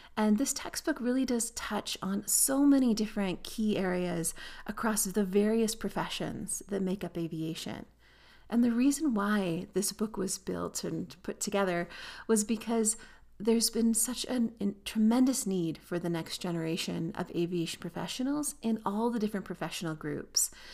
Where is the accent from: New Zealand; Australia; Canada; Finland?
Canada; I'm Canadian, so I would learn to fly and earn my pilot licenses in Canada